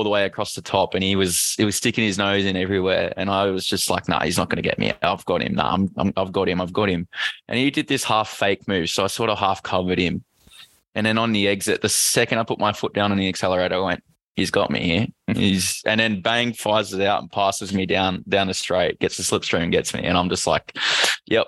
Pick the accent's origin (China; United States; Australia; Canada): Australia; Queensland; As a Queenslander